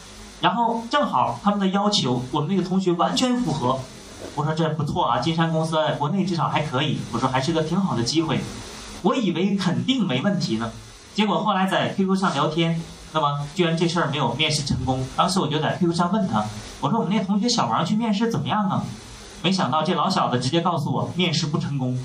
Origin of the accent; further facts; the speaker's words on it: Northeast China, China; 我是东北人